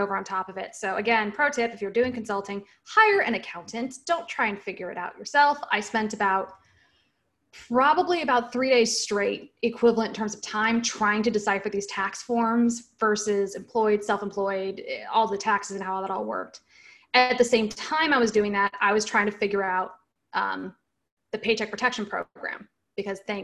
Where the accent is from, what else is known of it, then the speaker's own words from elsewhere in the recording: Washington, United States; moved away as an adult; also born or lived in San Francisco Bay Area, United States / Seattle, United States; now in Raleigh, United States; I'm originally from Washington State.